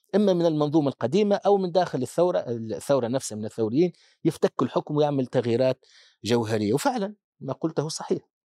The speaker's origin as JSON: {"language": "Arabic", "country": "Tunisia", "said": "عندنا في تونس"}